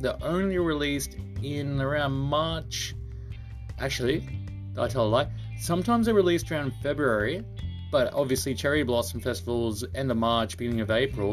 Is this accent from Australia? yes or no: yes; Australia; now in Japan; I'm from Australia